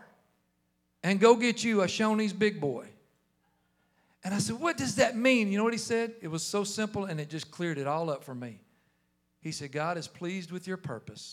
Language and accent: English; New Jersey, United States; moved away; I'm from New Jersey. I don't even talk like you guys.